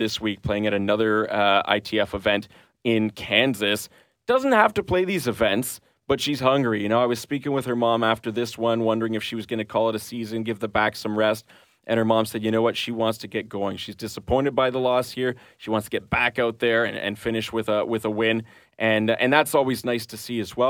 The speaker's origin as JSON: {"language": "English", "country": "Canada", "said": "being a Canadian"}